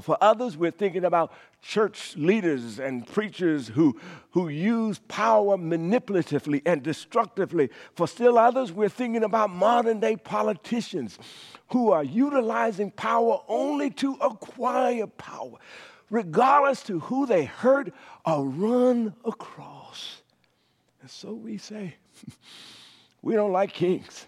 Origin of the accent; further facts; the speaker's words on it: Cascada, Louisiana, United States; As a young boy growing up in Cascada, Louisiana